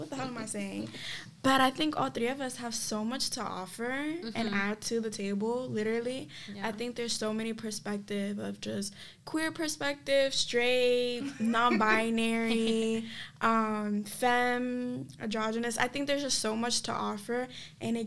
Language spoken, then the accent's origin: English; New York City, New York, United States; I'm come from the South Bronx, New York, Gripao, best borough alive, truly